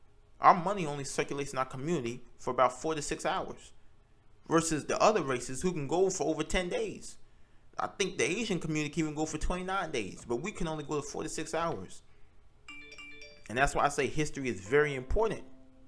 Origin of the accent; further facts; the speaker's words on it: Nigeria; So I'm Nigerian, and I'm very interested in the history of Nigeria, but also the politics.